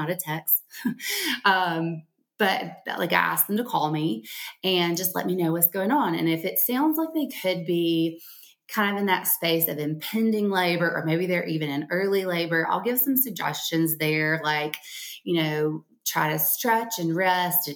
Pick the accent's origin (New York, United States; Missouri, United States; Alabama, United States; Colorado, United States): Alabama, United States; accent: Alabama; Around here in Alabama, in case you can't tell from my accent